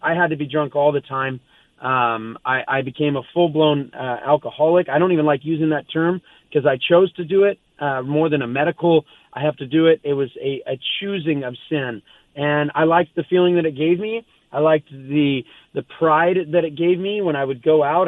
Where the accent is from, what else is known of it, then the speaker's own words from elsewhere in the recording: Southern California, United States; I grew up here in Southern California.